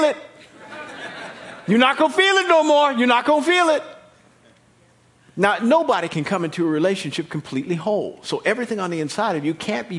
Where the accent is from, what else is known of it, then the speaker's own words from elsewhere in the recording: Kansas, United States; moved away; when we were growing up in Kansas